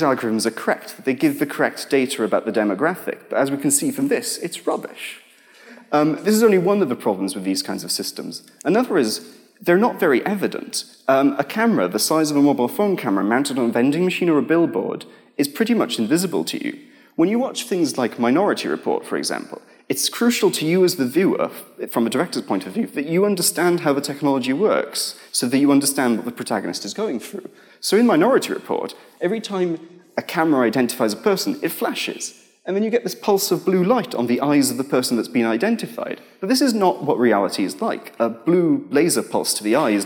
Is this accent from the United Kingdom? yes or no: yes; United Kingdom; we're British